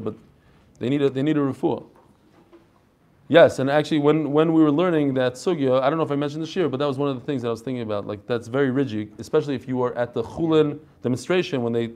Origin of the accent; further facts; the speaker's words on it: New York, United States; moved away; I come from New York